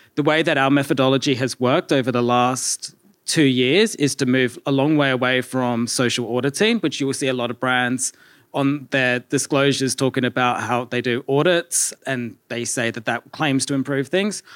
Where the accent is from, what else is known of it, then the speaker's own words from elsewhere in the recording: Australia; accent: Australian; We started in Australia, if you can't tell by my accent as well.